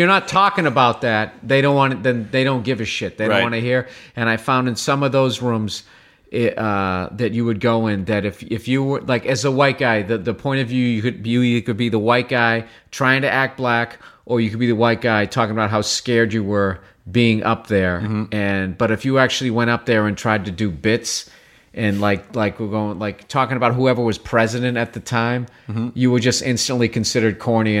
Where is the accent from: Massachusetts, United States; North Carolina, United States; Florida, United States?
Massachusetts, United States; Boston; I grew up outside of Boston, the suburbs. And I always make sure that I say the suburbs.